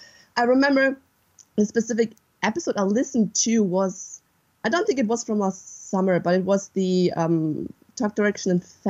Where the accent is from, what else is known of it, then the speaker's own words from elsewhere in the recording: western Germany, Germany; English is a second language; I'm from Germany, from the west of Germany.